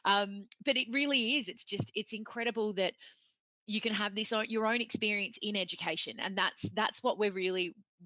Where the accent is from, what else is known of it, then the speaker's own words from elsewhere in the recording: Victoria, Australia; brought up in Australia